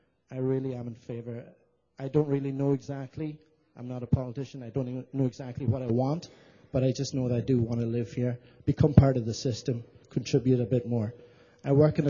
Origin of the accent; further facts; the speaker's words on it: Ireland; moved away as an adult; now in San Francisco, United States; I'm from Ireland. I came to San Francisco just over 9 years ago